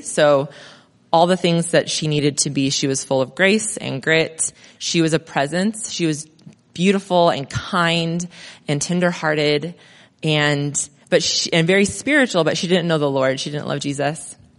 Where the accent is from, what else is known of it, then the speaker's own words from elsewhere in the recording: Crestline, California, United States; also born or lived in Mentone / Redlands; now in Monrovia, United States; So I grew up in Crest Line.